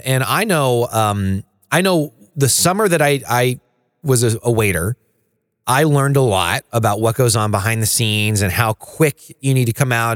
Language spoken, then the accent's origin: English; the Bible Belt, United States; I grew up in the Bible Belt.